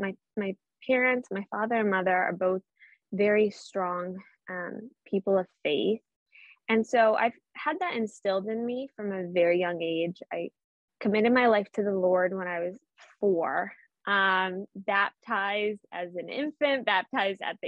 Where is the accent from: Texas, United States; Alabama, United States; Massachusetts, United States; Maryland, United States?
Massachusetts, United States; Boston; accent: Boston; I hope a little bit of my Boston accent comes through